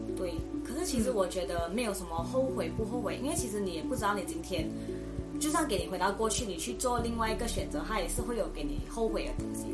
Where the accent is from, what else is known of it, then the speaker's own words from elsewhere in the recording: Malaysia; moved away as an adult; now in Taiwan; 我来自马来西亚，然后今年大三，然后读的是，呃，世新大学的公共关系暨广告学系